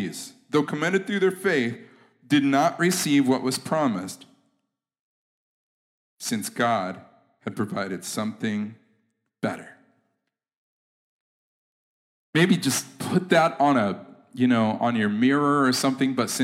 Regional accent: United States; I'm American and I'm American Christian.

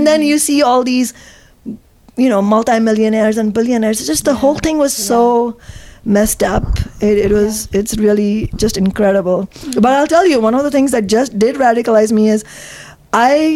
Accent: Mumbai, Maharashtra, India; now in United States; I grew up in Mumbai in India

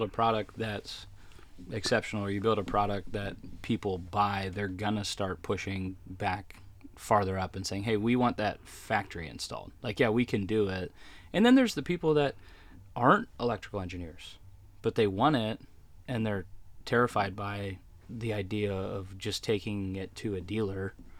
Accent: Ontario, Canada; I am not. I grew up in Southern Ontario, up in Canada. Was from that area.

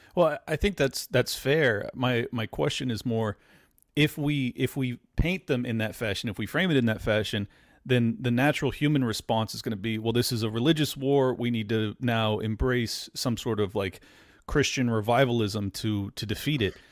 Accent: California, United States; now in Florida, United States; born and raised in California and moved to Florida

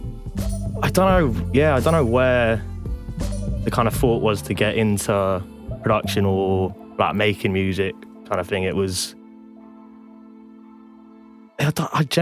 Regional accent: village near Cheltenham, South West England, United Kingdom; Literally in the ass end of nowhere. So it's like really beautiful little village in like half hour drive out of Cheltenham

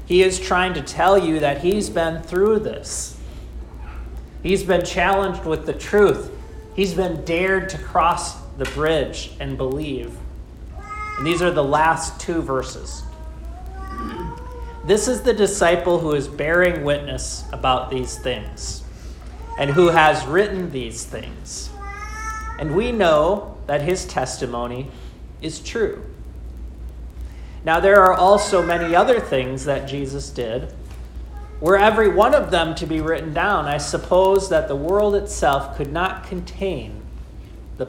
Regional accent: Austin, Minnesota, United States; When I was growing up in Austin, Minnesota

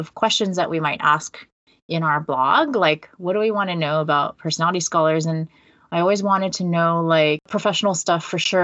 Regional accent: California, United States; moved away as an adult; also born or lived in Netherlands; now in Toronto, Canada; I came to the Netherlands from California, where I'd like been my whole life

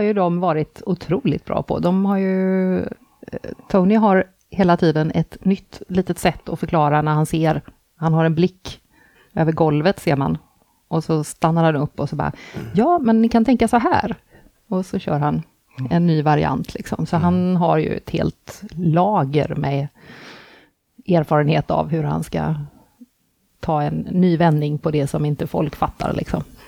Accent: Gothenburg, Västra Götaland, Sweden; jag är från Göteborg

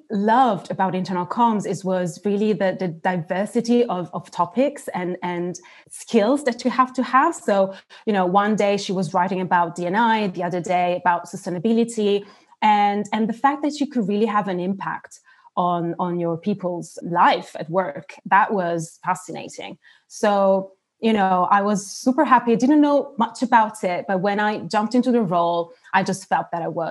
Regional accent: Turkey; English is a second language; also born or lived in South Africa / Italy; So as you said, I'm Italian. I have an Italian passport, but I've spent almost half of my life abroad. I was born in South Africa and grew up in Turkey. So not only Italy, and moved back to Italy, actually, when I was 18.

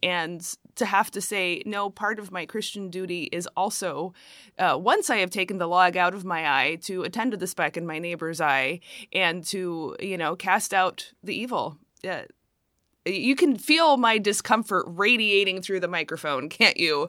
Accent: United States; speaking as an American

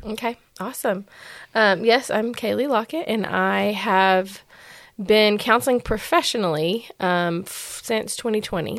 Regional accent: West Texas, United States; moved away; also born or lived in Dallas, Texas; I'm from West Texas

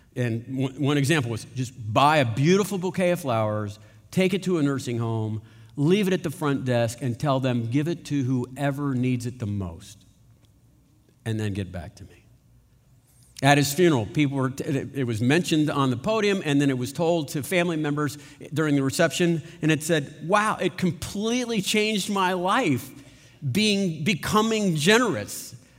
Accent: United States; we're American

